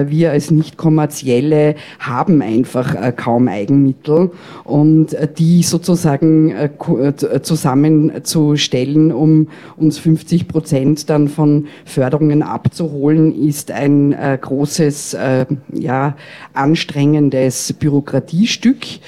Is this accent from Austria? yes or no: yes; Vienna, Austria; ich bin ja Wienerin